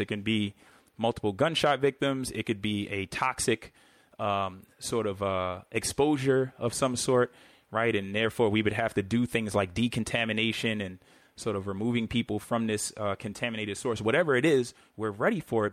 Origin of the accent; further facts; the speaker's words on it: New York City, New York, United States; growing up in New York City